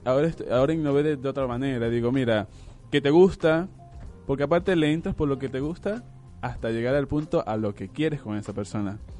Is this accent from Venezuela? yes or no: yes; Venezuela; now in Argentina; soy venezolano